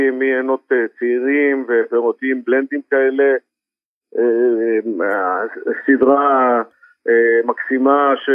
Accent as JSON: {"language": "Hebrew", "country": "Israel", "said": "אני יודע, אני מכיר מאוד את הצרכן הישראלי כי אני הצרכן"}